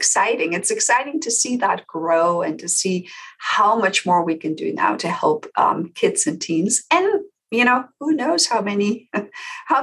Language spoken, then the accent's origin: English; Netherlands; moved away as an adult; now in United States; I came to the US because I'm originally from the Netherlands